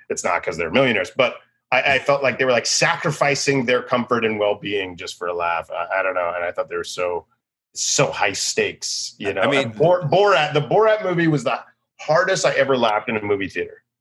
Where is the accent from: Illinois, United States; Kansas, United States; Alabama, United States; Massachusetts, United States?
Massachusetts, United States; Randolph; I grew up in Boston.